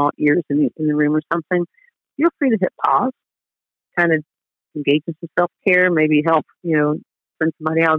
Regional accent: Dayton, Ohio, United States; I grew up in Dayton, Ohio, and I am the middle of five kids

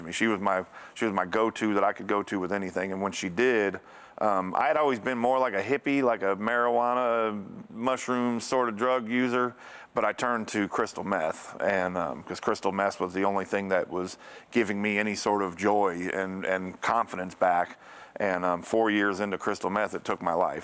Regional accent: Connecticut, United States; moved away; also born or lived in Bible Belt; I grew up in Northeast, we're in Connecticut, up in the Northeast, we're in New England

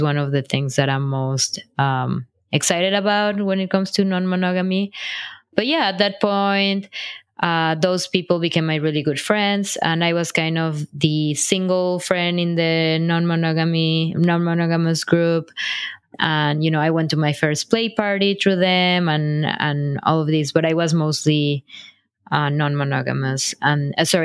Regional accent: Mexico; moved away as an adult; also born or lived in Brooklyn, New York; now in New York City, United States; I'm originally from Mexico

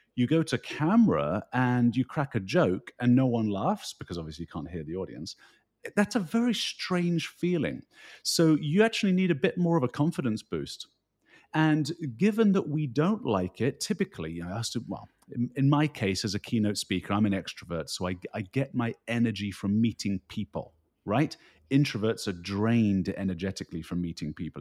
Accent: United Kingdom; moved away as an adult; also born or lived in Rocky Mountains, Canada; now in New Jersey, United States; you can tell by my uh, accent that I grew up in the United Kingdom

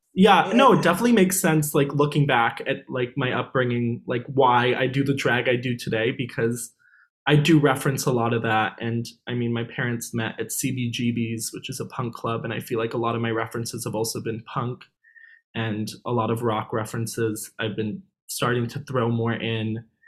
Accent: New York City, New York, United States; I'm actually from New York City

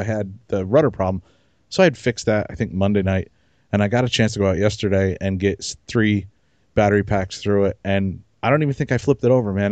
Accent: New Jersey, United States; I'm from Jersey

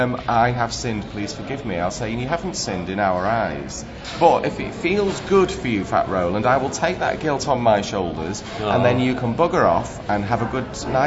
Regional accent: Vienna, Austria; by my Austrian parents because I grew up in Vienna.

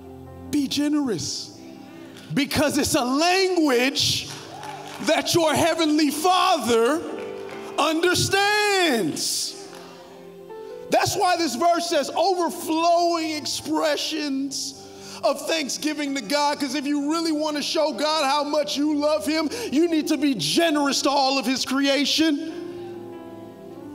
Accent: Carol City, Florida, United States; I was born in Carroll City. So I barely speak English well.

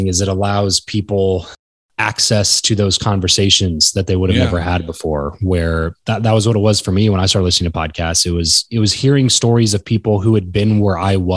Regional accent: Southern California, United States; moved away; where I grew up in Southern California

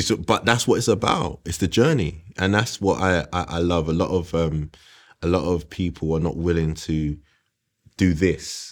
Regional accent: London, United Kingdom; I grew up on West Green Road

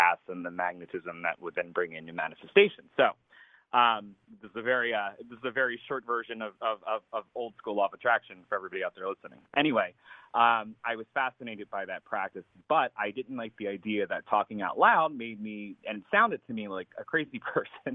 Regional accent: a suburb of Philadelphia in New Jersey, United States; I grew up right outside of Philadelphia in a little town in a suburb there of New Jersey

